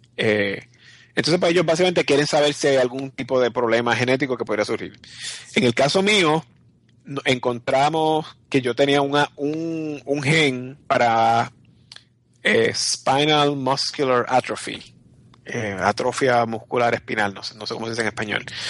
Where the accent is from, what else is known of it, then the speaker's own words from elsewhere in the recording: Puerto Rico; yo soy puertorriqueño y mi esposo es un gringo